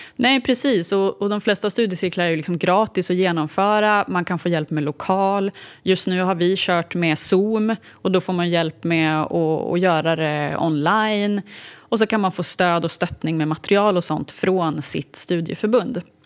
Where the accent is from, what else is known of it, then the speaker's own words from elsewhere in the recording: Uppsala, Uppsala County, Sweden; also born or lived in Mora / United States / Stockholm; Jag är född i Mora. Men jag är uppvuxen större delen av mitt liv i Uppsala.